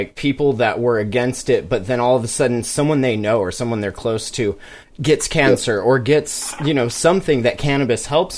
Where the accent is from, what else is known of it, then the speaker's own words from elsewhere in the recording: Kalispell, Montana, United States; I'm from Kalispell, so kind of the other side of the mountains